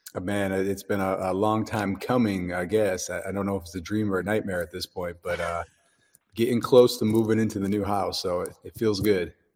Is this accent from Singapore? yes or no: no; Dallas, Texas, United States; I'm from Dallas, Texas